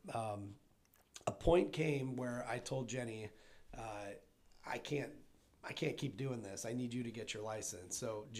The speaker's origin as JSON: {"language": "English", "town": "Maryville", "country": "United States", "tie": "born or raised there", "said": "And I'd known of you guys because of, just from growing up in Maryville."}